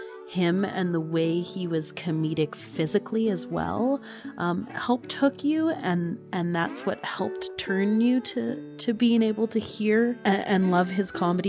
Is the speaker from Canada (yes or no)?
yes; Canada; being Canadian